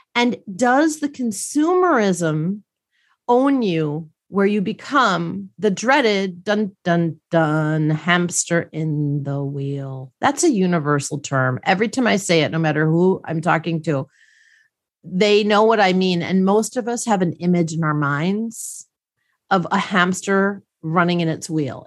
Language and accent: English; Milwaukee, Wisconsin, United States; I grew up in Milwaukee, Wisconsin